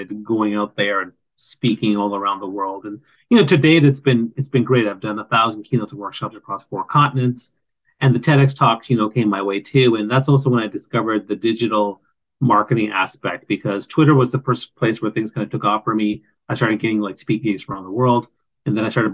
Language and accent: English; East Coast of Canada, Canada; I grew up on the East Coast of Canada